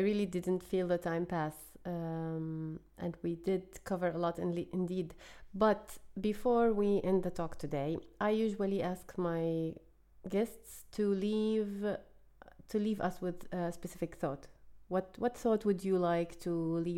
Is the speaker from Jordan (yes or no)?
yes; Jordan; moved away as an adult; I grew up in Jordan, born in Jordan, and I left Jordan when I was 24 years old